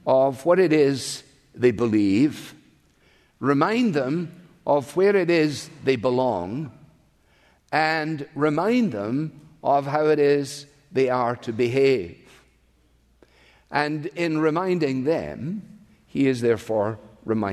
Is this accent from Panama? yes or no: no; Scotland, United Kingdom; now in United States; I am Scottish born, but I am also an American citizen